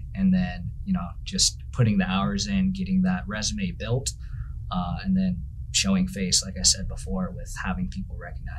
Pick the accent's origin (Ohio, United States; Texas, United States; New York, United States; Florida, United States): Ohio, United States; moved away as an adult; now in St. Petersburg, United States; I'm originally from Ohio, went to Ohio University and majored in sports administration. Made my way down to St. Petersburg in 2019.